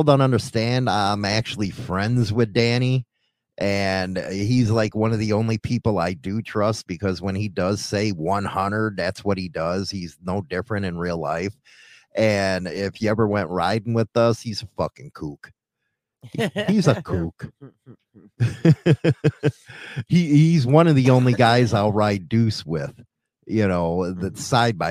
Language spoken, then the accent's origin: English; Chicago, Illinois, United States; moved away; here I am from Chicago